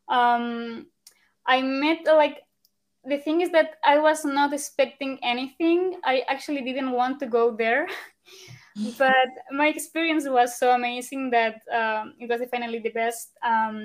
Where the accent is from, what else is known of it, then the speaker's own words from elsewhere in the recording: Logroño, La Rioja, Spain; English is a second language; moved away; also born or lived in Ireland / Germany / Canada / Netherlands; I'm from Logroño